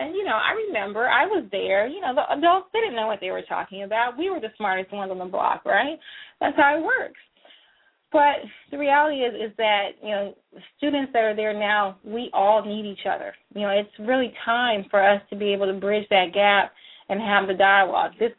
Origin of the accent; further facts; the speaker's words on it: Missouri City, Texas, United States; I came from Willowridge High School